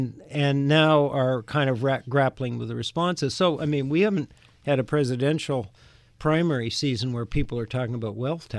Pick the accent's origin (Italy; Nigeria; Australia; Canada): Canada; now in United States; I grew up in Canada. Canada is more like other countries in that there's a most of the higher educational institutions are largely publicly funded.